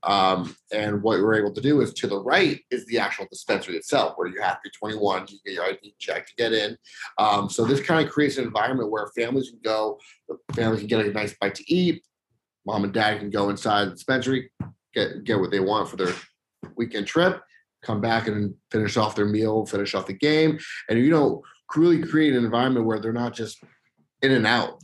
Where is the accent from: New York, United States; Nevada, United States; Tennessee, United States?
Nevada, United States; Las Vegas; growing up in Vegas is, is spectacular.